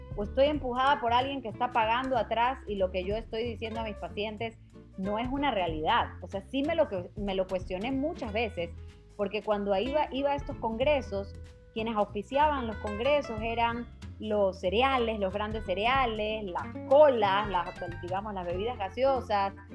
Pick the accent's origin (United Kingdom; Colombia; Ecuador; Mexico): Ecuador; nosotros mismos como ecuatorianos